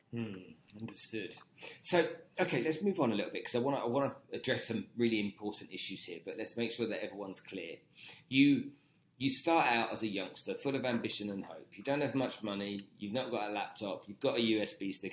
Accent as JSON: {"language": "English", "country": "Nigeria", "tie": "born or raised there", "also_born_or_lived": "London", "moved": "yes", "said": "I grew up in Nigeria"}